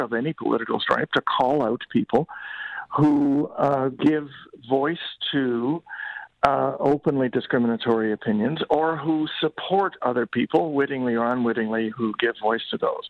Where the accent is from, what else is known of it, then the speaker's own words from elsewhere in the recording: Canada; we shouldn't be complacent as Canadians